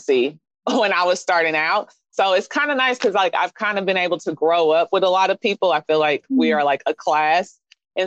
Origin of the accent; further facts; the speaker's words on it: Kansas City, Missouri, United States; also born or lived in Phoenix, Arizona; I'm from Kansas City, Missouri